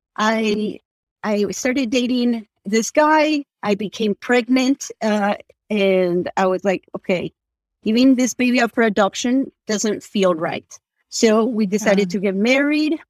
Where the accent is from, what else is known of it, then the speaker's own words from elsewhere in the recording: Argentina; moved away; I'm from Argentina